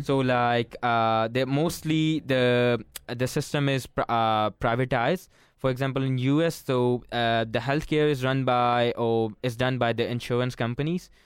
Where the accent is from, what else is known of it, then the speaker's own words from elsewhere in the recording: Pakistan; moved away; I'm from Pakistan